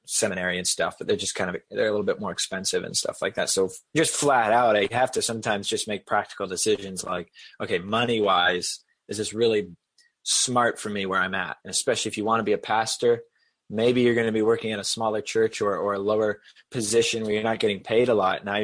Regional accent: Boston, Massachusetts, United States; And yes, I just used wicked because I'm from Boston area.

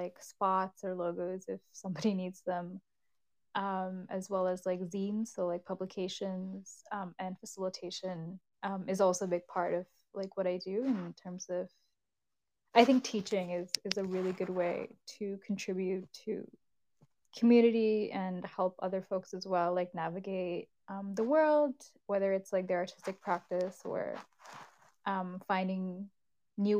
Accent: Kolkata, West Bengal, India; now in Canada; I'm a Bengali person from India, so I'm from Kolkata, West Bengal, originally.

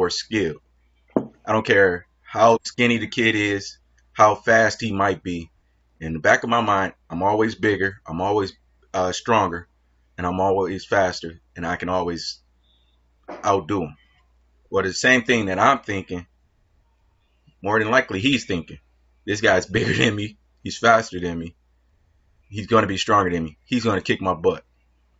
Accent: Detroit, Michigan, United States; born and raised Detroit, Michigan

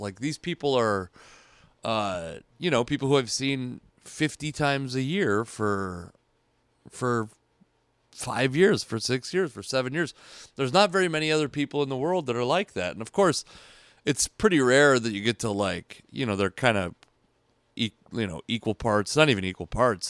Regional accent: Washington, United States; I'm from Washington State

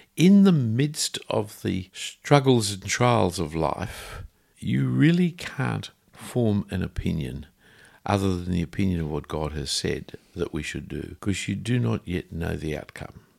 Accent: Sydney, New South Wales, Australia; I grew up around Bondi Junction with the son of a printer

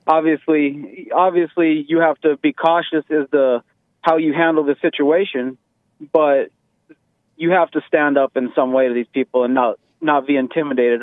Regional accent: Colorado, United States; I grew up in the Colorado area.

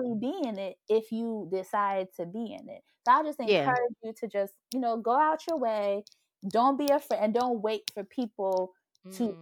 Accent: Côte d’Ivoire; I was born in the Ivory Coast.

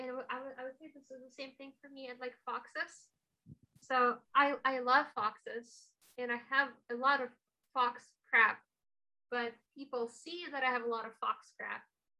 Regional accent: Russia; now in United States; So I'm from Russia, right? Like, this country is becoming exactly what we fled from.

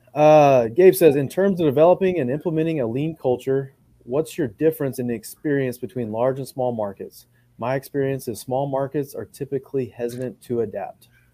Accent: Midland, Texas, United States; I'm from Midland

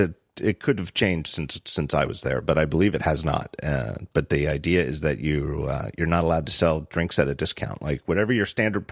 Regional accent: Reading, Pennsylvania, United States; We had a weird restaurant growing up in Reading, Pennsylvania.

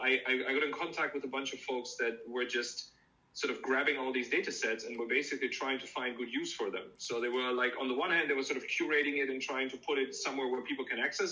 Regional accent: Germany; moved away as an adult; also born or lived in Pittsburgh, United States / Tartu, Estonia; I'm originally from Germany

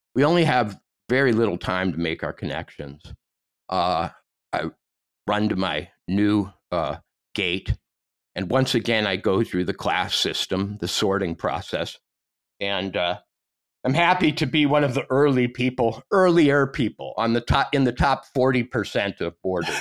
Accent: Montana, United States; I come from Montana

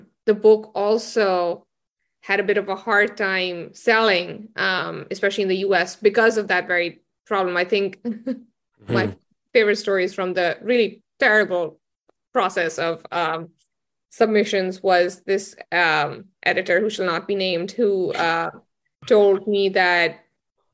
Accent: Potohar region, Punjab, Pakistan; now in United States; I'm from the Potohar region in Pakistan, which is where like Islam, not Islamabad as much, but Rawalpindi and like the places south of it

